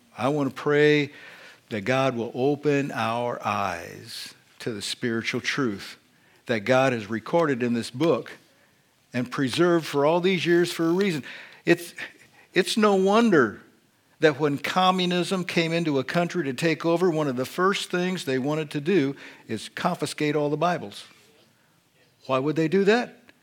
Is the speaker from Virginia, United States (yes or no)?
no; Indiana, United States; accent: Hoosier; I was born and raised in Indiana. I speak the Hoosier dialect of English